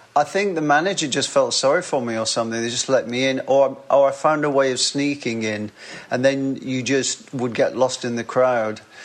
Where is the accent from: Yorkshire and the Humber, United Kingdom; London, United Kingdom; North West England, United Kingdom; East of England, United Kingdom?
North West England, United Kingdom; Wigan; accent: northern; I was born and raised in Wigan